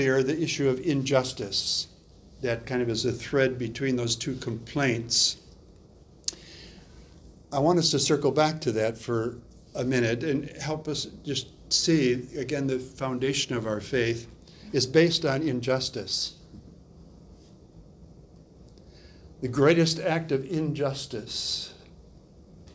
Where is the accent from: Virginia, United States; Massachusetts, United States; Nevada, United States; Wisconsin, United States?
Wisconsin, United States; I grew up in Wisconsin, and we had a pond near us